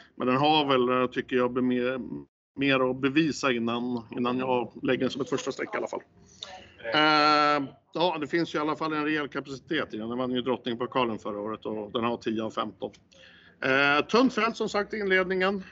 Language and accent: Swedish; Stockholm, Stockholm County, Sweden; säger jag som stockholmare